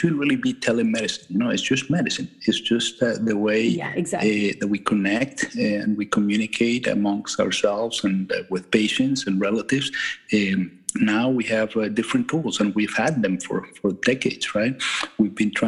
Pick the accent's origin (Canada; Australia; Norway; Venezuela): Venezuela; moved away as an adult; also born or lived in Michigan, United States; now in Maine, United States; I'm from Venezuela originally, and I'm an immigrant to the United States.